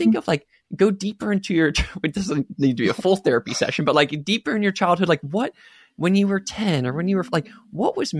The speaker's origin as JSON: {"language": "English", "country": "United States", "tie": "born or raised there", "said": "I was born and raised in America"}